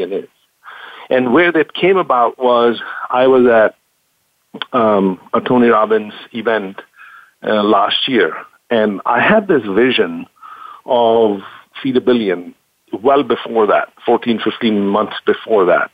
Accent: India; moved away; I grew up in India

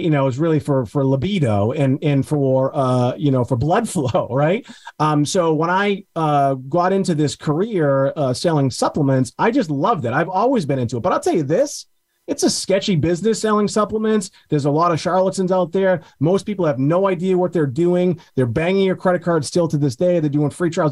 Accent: Beverly, Massachusetts, United States; my hometown of Beverly, Massachusetts

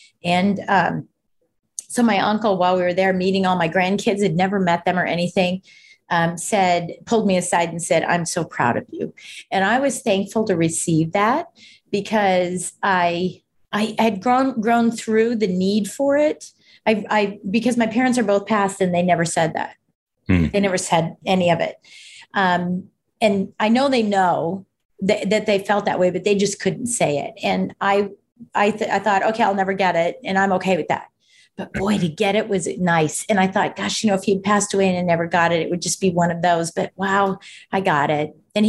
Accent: Colorado, United States; born there; So I was born in Colorado. My dad's from Colorado. My mom's from Michigan.

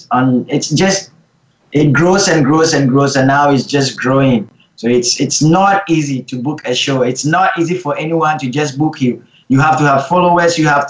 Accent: Vancouver, British Columbia, Canada; As I'm growing up in Vancouver, I think Vancouver is a bit laid back

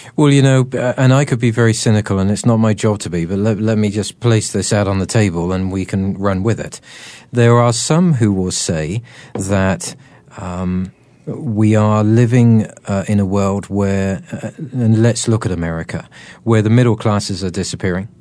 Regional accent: United Kingdom; I'm terribly British

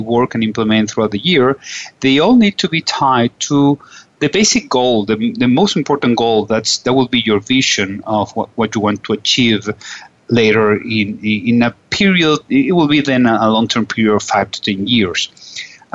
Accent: Venezuela; I'm from Venezuela

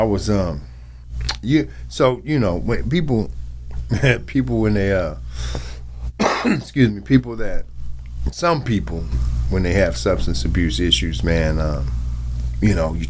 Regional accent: Wichita, Kansas, United States; like I said, I'm from Wichita. I was born in Wichita, Kansas.

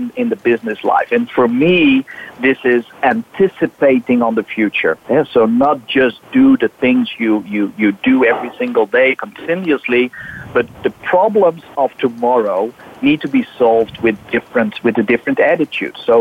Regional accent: Netherlands; I'm from the Netherlands.

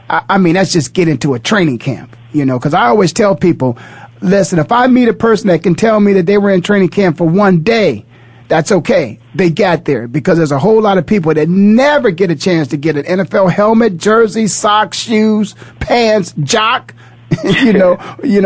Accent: Canton, Ohio, United States; born and raised in Canton, Ohio, going to Ohio State, going back and playing for the Cleveland Browns.

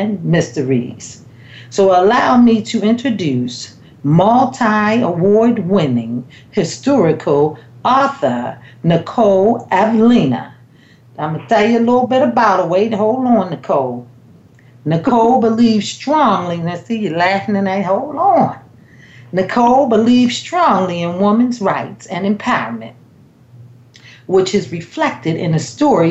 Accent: Maryland, United States; Maryland, my hometown

